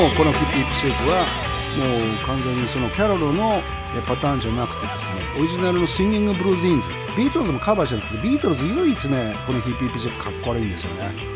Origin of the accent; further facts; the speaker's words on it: Kurihara, Miyagi, Japan; moved away as an adult; also born or lived in Ichinoseki, Iwate / Sendai, Miyagi; now in Tokyo, Japan; 俺はあの宮城県の栗原市っていうとこから学校岩手県の一関市っていうとこに行って、まあ、そこ大学になって仙台行って